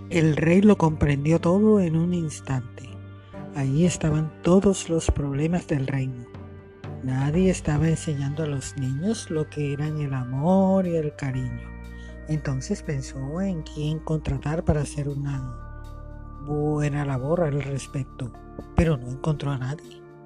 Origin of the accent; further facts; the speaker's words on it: Colombia; now in Barranquilla, Colombia; En mi país, Colombia, mi maravilloso país hermoso.